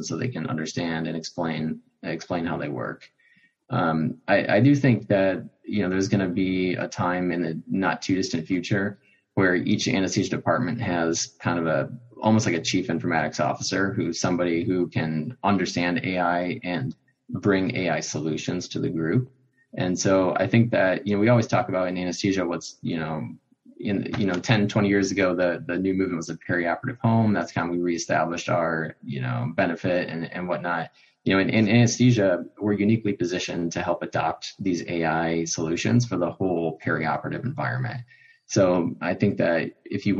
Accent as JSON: {"language": "English", "town": "Chicago", "region": "Illinois", "country": "United States", "tie": "born or raised there", "said": "growing up in Chicago"}